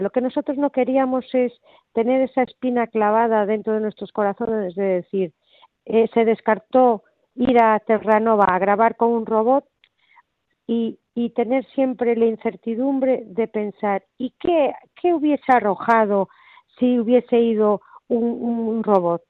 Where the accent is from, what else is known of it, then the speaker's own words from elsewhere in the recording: Spain; como ciudadana española